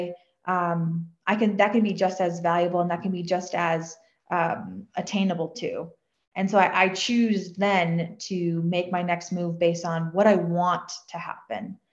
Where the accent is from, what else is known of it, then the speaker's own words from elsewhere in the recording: a suburb outside of Boston, South Shore, Massachusetts, United States; I grew up in a suburb outside of Boston. We were on the South Shore